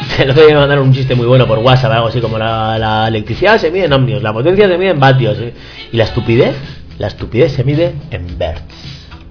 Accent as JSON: {"language": "Spanish", "town": "Barakaldo", "region": "Basque Country", "country": "Spain", "tie": "born or raised there", "said": "mi pueblo, de las de Baracaldo"}